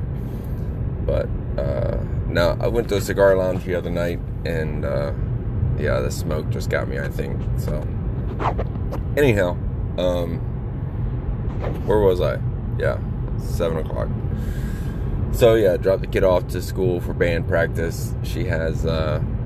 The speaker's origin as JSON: {"language": "English", "region": "Florida", "country": "United States", "tie": "born or raised there", "said": "I used to go all the time, growing up in Florida"}